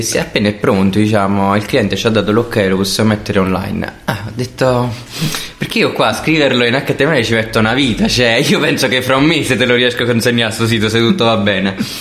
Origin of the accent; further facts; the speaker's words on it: Salerno, Campania, Italy; also born or lived in Milan / Naples; io sono salernitano